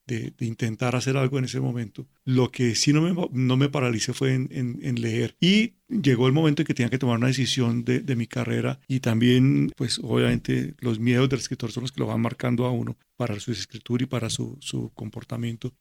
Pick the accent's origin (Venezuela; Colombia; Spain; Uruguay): Colombia; Cali, Valle del Cauca; efectivamente nací en Cali